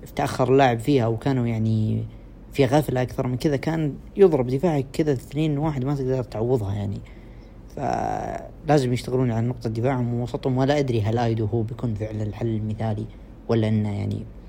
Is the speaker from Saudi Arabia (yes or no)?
yes; Saudi Arabia; عندنا في السعودية